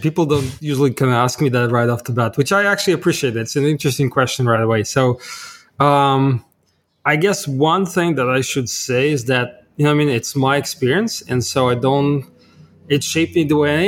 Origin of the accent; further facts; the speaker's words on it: Kharkiv, Kharkiv Oblast, Ukraine; moved away; I was born in Kharkov, Ukraine.